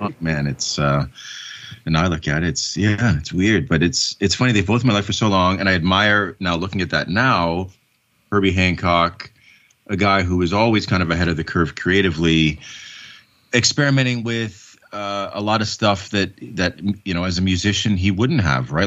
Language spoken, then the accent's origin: English; Canada; my citizenship as a Canadian